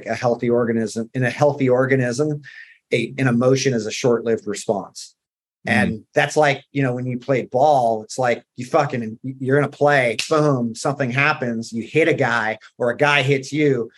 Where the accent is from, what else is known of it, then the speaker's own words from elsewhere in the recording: Southern California, United States; I grew up in Southern California